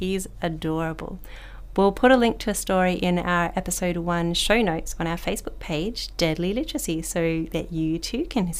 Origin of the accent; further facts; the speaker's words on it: Perth, Western Australia, Australia; moved away as an adult; now in Broome, Australia; I grew up in Perth and started teaching 16 years ago in a remote community in the Ngunnawal lands. A few years later, I moved to Broome Primary School